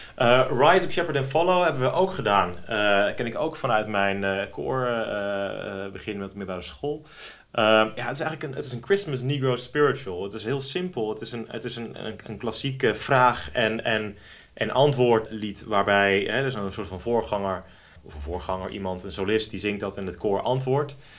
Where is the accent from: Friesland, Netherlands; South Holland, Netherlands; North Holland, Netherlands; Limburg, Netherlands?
North Holland, Netherlands; Driehuis; Om precies te zijn kom ik uit Driehuis.